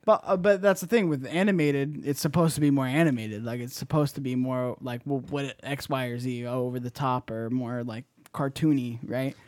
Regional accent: Bay Area, California, United States; born or raised there

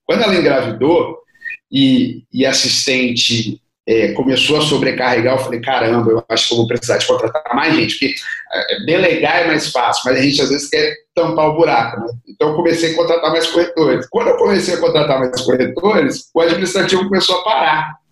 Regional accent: Serra, Espírito Santo, Brazil; sou da Serra, que é do lado de Vitória, que é da capital

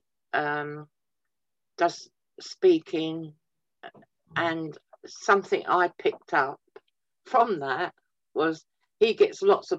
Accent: Twickenham, London, United Kingdom; now in Wellingborough, United Kingdom; I grew up around Twickenham

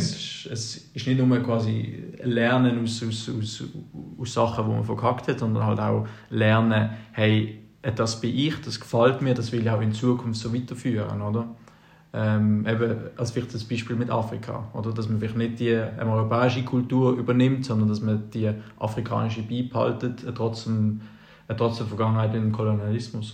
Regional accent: Switzerland; als Schweizer

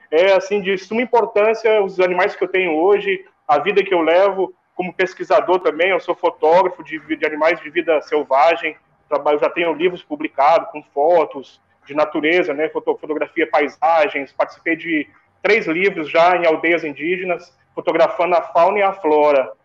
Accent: Rio Grande do Sul, Brazil; moved away; Eu, quando eu saía da escola, eu morava, eu sou gaúcho, né? Eu morava no Rio Grande do Sul

